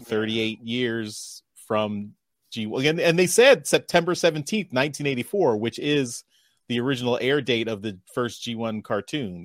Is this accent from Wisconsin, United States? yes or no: no; Philadelphia, Pennsylvania, United States; it's centered around Philadelphia. That's my hometown